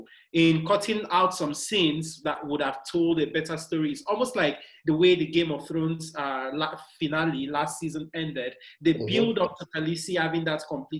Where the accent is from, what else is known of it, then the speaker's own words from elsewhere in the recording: Nigeria; I'm Nigerian